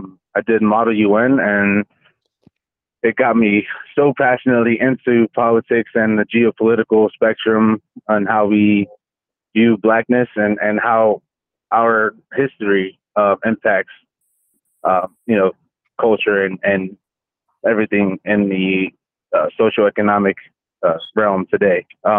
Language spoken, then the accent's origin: English; Philadelphia, Pennsylvania, United States; I'm also from Philadelphia, Pennsylvania.